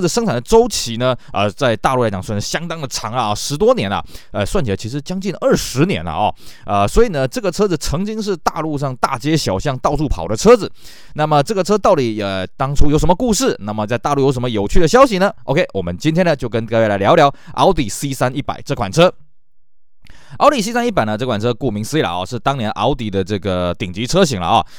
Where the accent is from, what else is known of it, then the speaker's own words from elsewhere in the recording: Taiwan; 在我们台湾这边呢，可能没办法感受啊